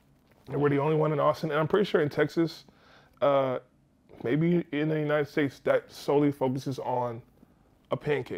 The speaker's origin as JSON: {"language": "English", "country": "Nigeria", "said": "so I'm Nigerian as well."}